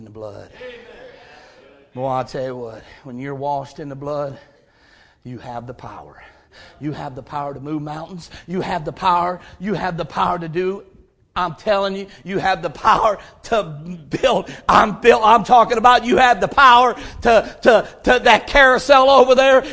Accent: Stow, Ohio, United States; also born or lived in Hudson, Ohio; I was born and raised in Stowe, Ohio

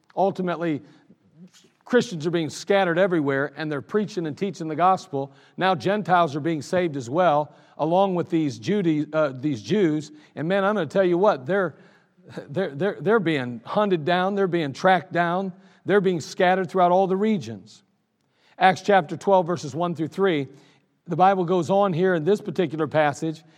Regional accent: United States; I'm still proud to be an American

